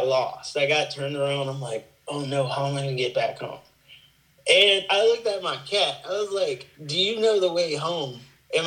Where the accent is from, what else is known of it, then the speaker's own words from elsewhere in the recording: Virginia, United States; moved away as an adult; also born or lived in Tampa, Florida; I'm originally from Virginia, but I moved to Tampa, Florida for a short while